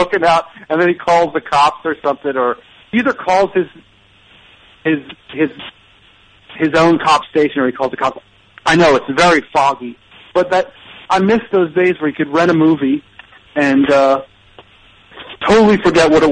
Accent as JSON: {"language": "English", "area": "Delaware County", "region": "Pennsylvania", "country": "United States", "accent": "Delaware County", "said": "my Delaware County accent really comes out"}